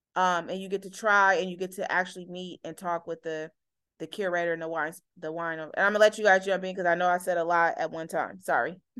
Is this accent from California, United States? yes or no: yes; Oakland, California, United States; also born or lived in Berkeley; growing up in Oakland